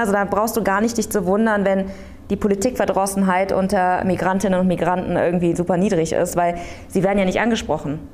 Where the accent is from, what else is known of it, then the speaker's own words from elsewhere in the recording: Aachen, North Rhine-Westphalia, Germany; ich bin im Luisenhospital geboren, bin da zur Kita gegangen